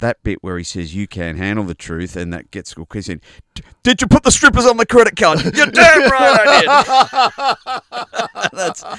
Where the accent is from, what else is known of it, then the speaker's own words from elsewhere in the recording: Australia; also born or lived in London; we're Australian.